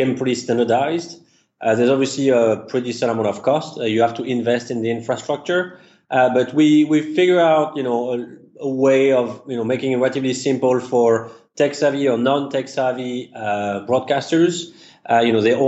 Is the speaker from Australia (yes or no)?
no; Paris, Île-de-France, France; English is a second language; moved away as an adult; now in United States; As you can tell from the accent, I was actually born and raised in Paris, and I migrated to the U.S. about 12 years ago